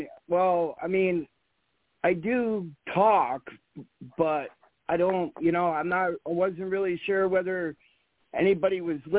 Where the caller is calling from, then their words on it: Vermont, United States; I'm calling from Vermont.